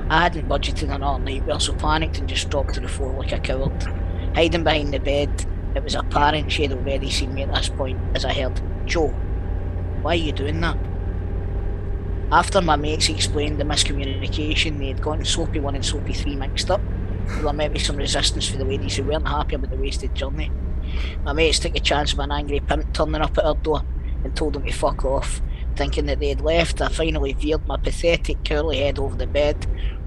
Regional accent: Scotland, United Kingdom; we're Scottish

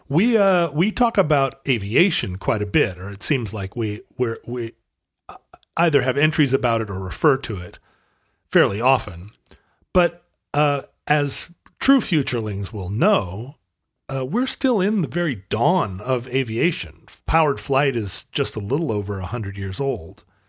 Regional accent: United States; I'm an American

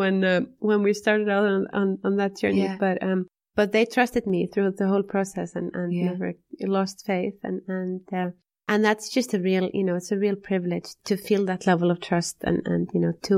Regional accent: Iceland; we're both from Iceland

